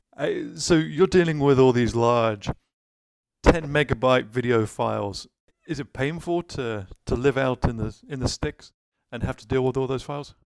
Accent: United Kingdom; being British myself

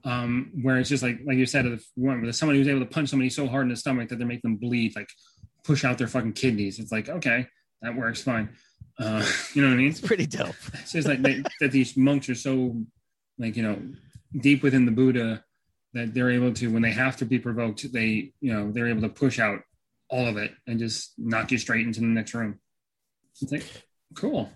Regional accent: United States; I'm an American

